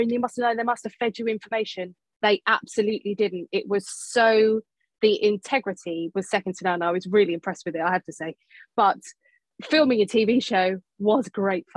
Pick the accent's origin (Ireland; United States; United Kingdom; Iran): United Kingdom; London; from South London